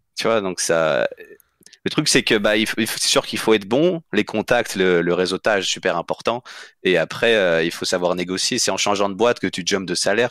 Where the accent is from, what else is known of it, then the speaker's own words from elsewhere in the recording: France; moved away as an adult; also born or lived in Saguenay, Quebec; partais à 18 ans de France pour aller étudier au, au Québec